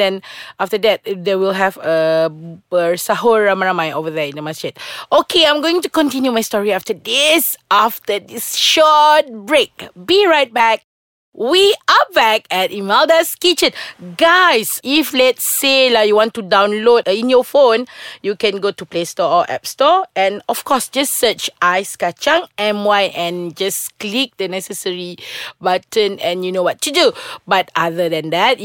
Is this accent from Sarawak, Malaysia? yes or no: yes; Sarawak, Malaysia; I'm from Sarawak